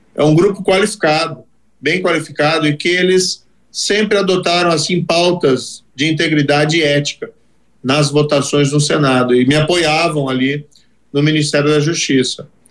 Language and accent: Portuguese; Brazil; Aí eu fui trabalhar, como qualquer outro brasileiro